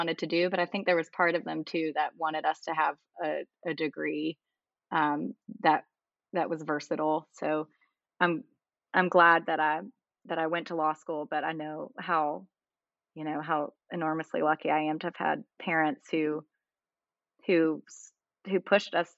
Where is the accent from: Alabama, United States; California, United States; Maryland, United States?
Alabama, United States; Mobile; also born or lived in New Haven / New York City / Washington, D.C.; now in Birmingham, United States; I'm from Mobile, Alabama, which is like 45 minutes away